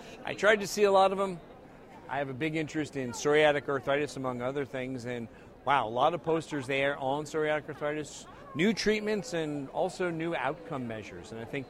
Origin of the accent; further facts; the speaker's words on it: San Diego, California, United States; I'm at the ACR meeting this year in San Diego, my hometown.